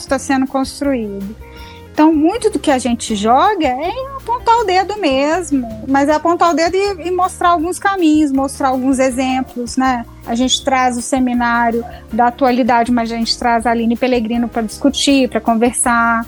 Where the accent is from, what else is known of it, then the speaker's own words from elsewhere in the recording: Belo Horizonte, Minas Gerais, Brazil; Belo Horizonte porque é minha cidade natal